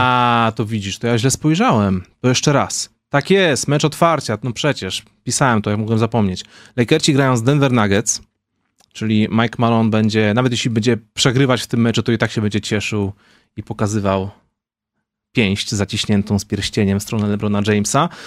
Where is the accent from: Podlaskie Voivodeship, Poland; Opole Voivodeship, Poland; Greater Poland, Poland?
Opole Voivodeship, Poland; Wołczyn; moved away; my z Wołczyna